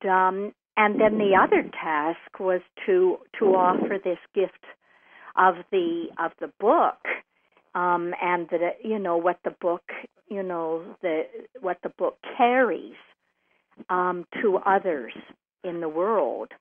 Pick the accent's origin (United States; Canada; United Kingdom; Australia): Canada; I'm a Canadian